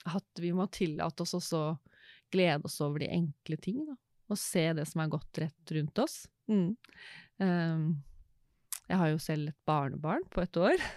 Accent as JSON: {"language": "Norwegian", "town": "Råde", "region": "Østfold", "country": "Norway", "tie": "born or raised there", "said": "Jeg er en jente fra Østfold, vokste opp i Råde"}